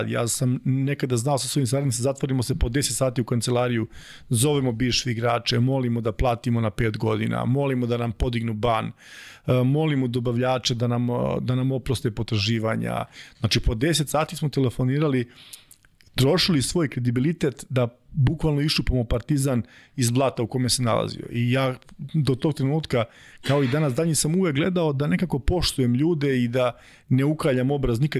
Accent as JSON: {"language": "Croatian", "town": "Čačak", "region": "Moravica District", "country": "Serbia", "said": "mi smo obojice iz Čačka"}